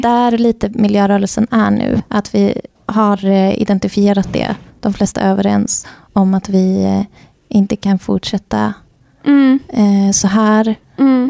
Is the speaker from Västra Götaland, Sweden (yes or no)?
no; Värmland, Sweden; nu talar jag i mitt värmländska hjärta